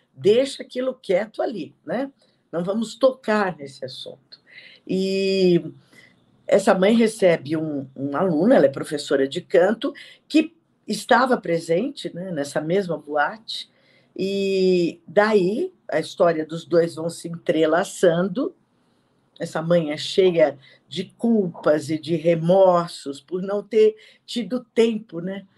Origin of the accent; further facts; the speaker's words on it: São Paulo, Brazil; also born or lived in Perdizes, São Paulo; eu nasci em Perdizes e depois fui para Barra Funda